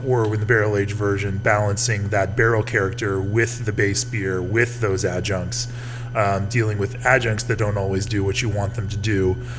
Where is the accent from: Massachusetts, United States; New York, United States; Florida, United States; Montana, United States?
Florida, United States; Orlando; I was born and raised in Orlando